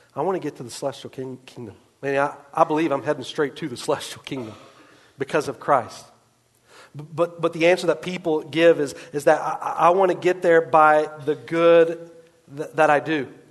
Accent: West Virginia, United States; I grew up in West Virginia.

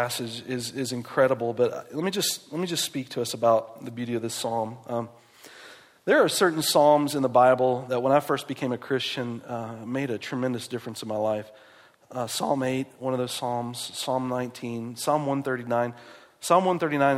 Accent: West Virginia, United States; moved away; I grew up in West Virginia

